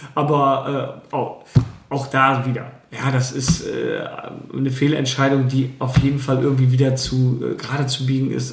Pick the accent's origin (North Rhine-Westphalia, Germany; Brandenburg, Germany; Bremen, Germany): Bremen, Germany; Ich bin selber auch dort in der Nähe aufgewachsen